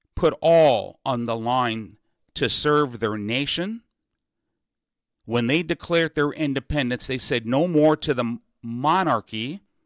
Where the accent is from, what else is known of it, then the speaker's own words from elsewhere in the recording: Seattle, Washington, United States; My mother moved us to Seattle when I was six or seven